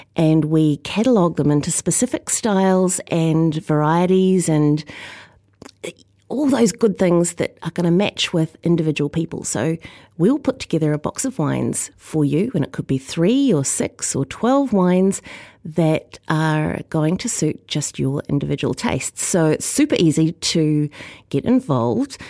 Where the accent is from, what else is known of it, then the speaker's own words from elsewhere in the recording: New Zealand; as a New Zealander